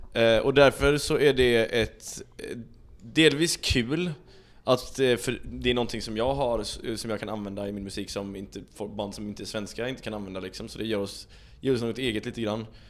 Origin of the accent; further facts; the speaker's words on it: Sweden; jag är svensk